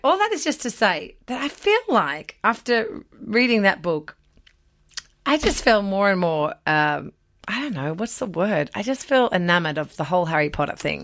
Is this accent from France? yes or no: no; Australia; This is where I grew up